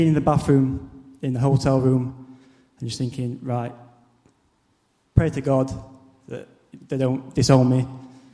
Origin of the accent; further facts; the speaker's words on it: Barnsley, Yorkshire and the Humber, United Kingdom; moved away as an adult; now in Basingstoke, United Kingdom; is my hometown in Barnsley